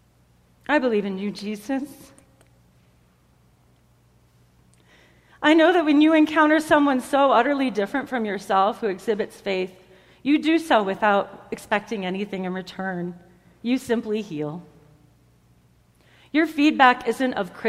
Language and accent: English; United States; I am an American